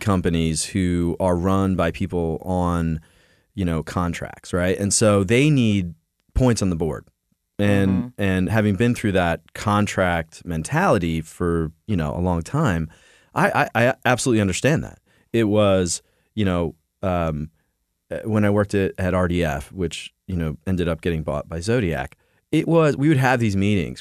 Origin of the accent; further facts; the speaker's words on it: Philadelphia, Pennsylvania, United States; We're from Philly